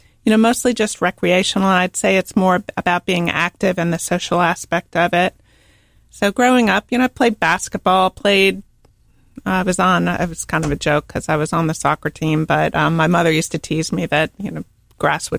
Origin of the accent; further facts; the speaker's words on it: Arlington, Virginia, United States; moved away as an adult; also born or lived in Charlottesville, Virginia / Charlotte, North Carolina; now in Charleston, United States; I am originally from Arlington, Virginia